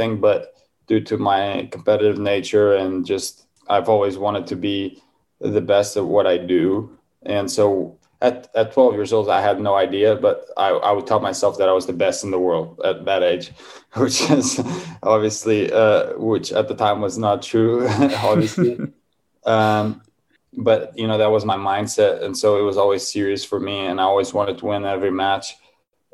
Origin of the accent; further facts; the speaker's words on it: Cascais, Lisbon, Portugal; moved away as an adult; now in United States; I grew up in Portugal in a small town outside of Lisbon called Cascais.